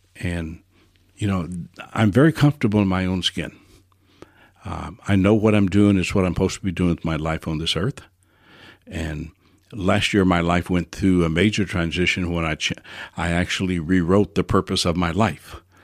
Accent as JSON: {"language": "English", "town": "New Orleans", "region": "Louisiana", "country": "United States", "tie": "born or raised there", "said": "I was born in New Orleans"}